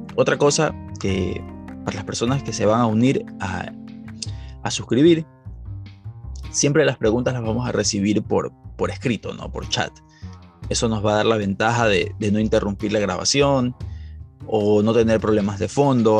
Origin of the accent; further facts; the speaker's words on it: Ecuador; en Ecuador, que es de donde yo soy